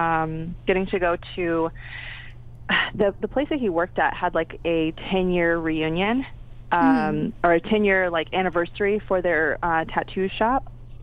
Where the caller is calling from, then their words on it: Pasadena, California, United States; I'm actually in Pasadena right now, so Pasadena, California.